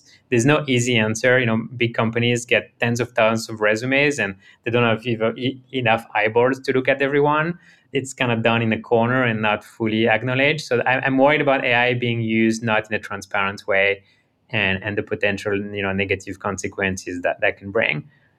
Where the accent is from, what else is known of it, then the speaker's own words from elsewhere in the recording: France; born there; I was born in France, but my parents immigrated to France from Romania and Syria in the 80s